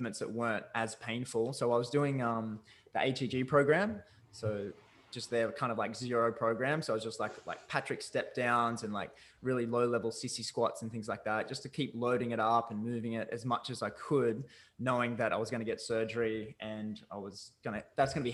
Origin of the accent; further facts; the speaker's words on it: Newcastle, New South Wales, Australia; also born or lived in Vancouver; I'm from Newcastle, Australia